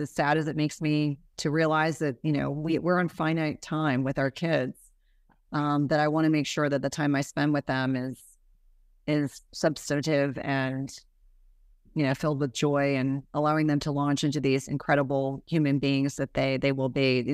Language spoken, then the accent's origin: English; New Jersey, United States; I grew up in New Jersey